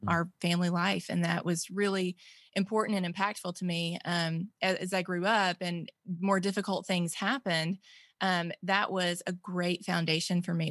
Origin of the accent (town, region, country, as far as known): Mississippi, United States; born or raised there